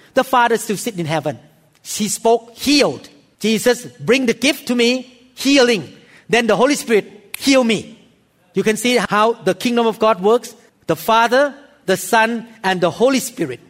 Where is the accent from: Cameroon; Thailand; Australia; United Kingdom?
Thailand; In Thailand, we have a lot of evil spirit